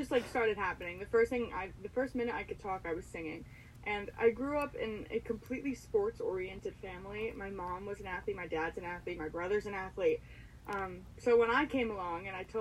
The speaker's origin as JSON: {"language": "English", "area": "Waldorf", "region": "New Jersey", "country": "United States", "also_born_or_lived": "Amherst, Massachusetts", "said": "I am from Waldorf, New Jersey, so I'm in the north part of New Jersey"}